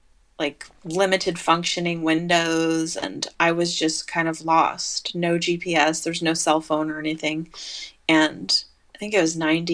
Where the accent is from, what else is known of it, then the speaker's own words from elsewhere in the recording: Liberal, Kansas, United States; also born or lived in Colorado / Pittsburgh; now in California, United States; I got a guitar when I was 16 and growing up in Liberal, Kansas, but I didn't really play it. And then when I moved to Colorado